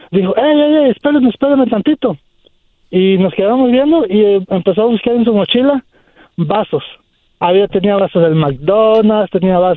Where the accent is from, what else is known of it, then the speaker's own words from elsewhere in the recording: Zihuatanejo, Guerrero, Mexico; now in United States; Yo soy de Cihuatanejo Guerrero.